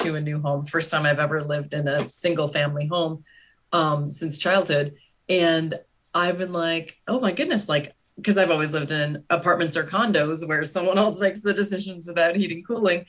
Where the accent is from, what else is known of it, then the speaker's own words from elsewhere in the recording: Canada; also born or lived in Matane, Quebec; now in United States; I'm from Canada, and really, my parents don't have air conditioning